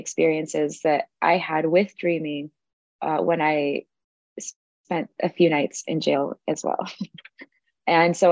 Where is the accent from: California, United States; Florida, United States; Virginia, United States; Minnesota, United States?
California, United States; Los Angeles; I am from Los Angeles, California